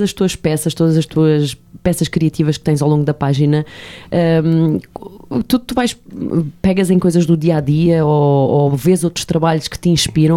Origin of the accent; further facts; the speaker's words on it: Portugal; Como bom português que somos